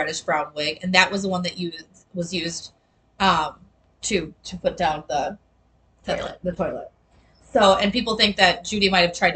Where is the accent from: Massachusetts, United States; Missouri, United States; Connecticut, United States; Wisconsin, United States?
Wisconsin, United States; I'm from Wisconsin